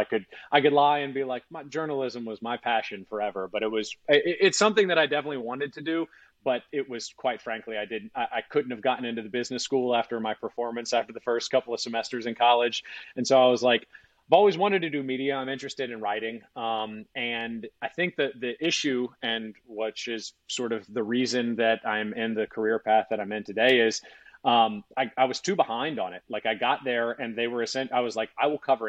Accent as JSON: {"language": "English", "town": "Baton Rouge", "region": "Louisiana", "country": "United States", "tie": "born or raised there", "also_born_or_lived": "Georgia", "moved": "as an adult", "said": "I was from Baton Rouge and then went to Georgia"}